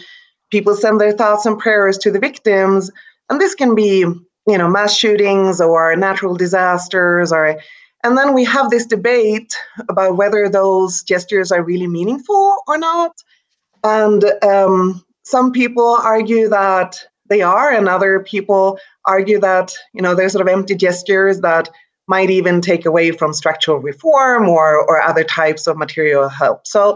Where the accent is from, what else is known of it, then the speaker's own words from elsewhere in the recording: Sweden; English is a second language; now in United States; And to me, that was new because I came here from Sweden 10 years ago, and Sweden is a highly secularized society.